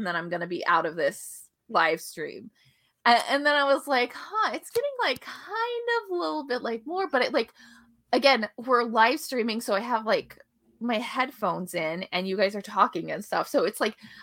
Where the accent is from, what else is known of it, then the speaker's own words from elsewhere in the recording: Florida, United States; moved away; I'm from Florida